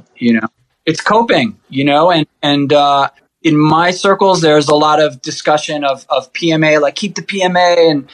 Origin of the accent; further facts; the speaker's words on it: New York City, New York, United States; now in Upstate New York, United States; I grew up in Rockaway Beach.